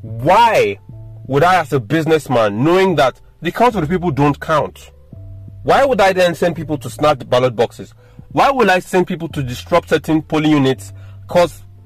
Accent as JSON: {"language": "English", "country": "Nigeria"}